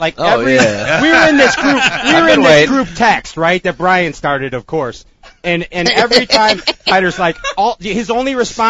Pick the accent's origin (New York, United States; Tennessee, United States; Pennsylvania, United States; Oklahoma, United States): Pennsylvania, United States; Philadelphia; you can tell I'm from Philly, right?